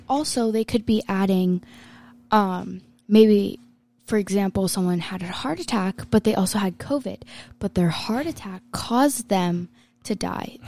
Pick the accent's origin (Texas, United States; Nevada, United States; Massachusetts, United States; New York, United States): Nevada, United States; Las Vegas; I'm from Las Vegas